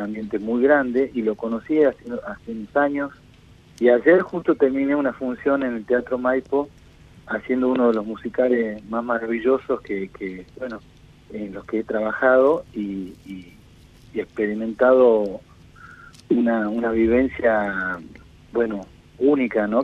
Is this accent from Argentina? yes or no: yes; Tucumán, Argentina; moved away as an adult; now in Buenos Aires, Argentina; yo vengo de Tucumán y la mitad de mi vida estuve en Tucumán haciéndome, formándome como músico desde muy chico y a los veintipico ya me vine para acá a Buenos Aires